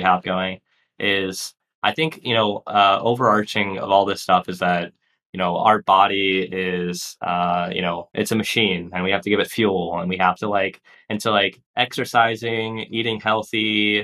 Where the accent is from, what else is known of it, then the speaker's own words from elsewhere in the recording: Texas, United States; also born or lived in Portland; now in Puerto Rico; I grew up in Texas, which is like just a barren wasteland of corn fields and concrete